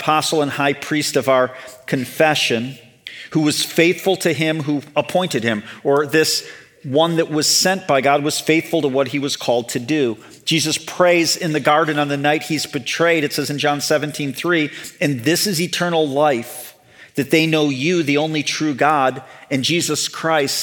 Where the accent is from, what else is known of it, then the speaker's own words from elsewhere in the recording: Chicago suburbs, Illinois, United States; moved away; So I grew up in the Chicago suburbs.